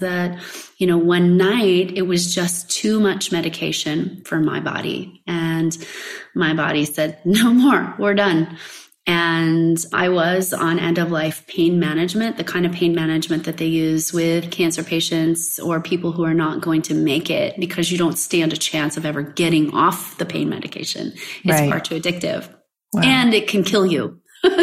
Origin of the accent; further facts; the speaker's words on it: West Coast, United States; moved away as an adult; also born or lived in Kansas / Hawaii; I'm in Kansas now and away from basically everybody, right? Because I grew up in the West Coast.